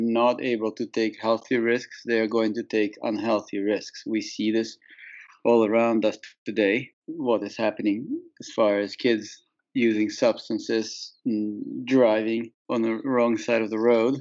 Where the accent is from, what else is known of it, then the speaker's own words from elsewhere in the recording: Saint Petersburg, Russia; moved away; also born or lived in Marlow, New Hampshire; I grew up in St. Petersburg, Russia